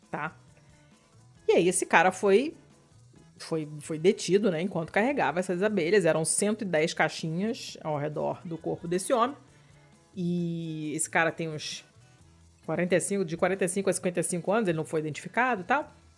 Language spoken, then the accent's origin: Portuguese; Rio de Janeiro, Brazil; eu sou carioca, eu sou fluminense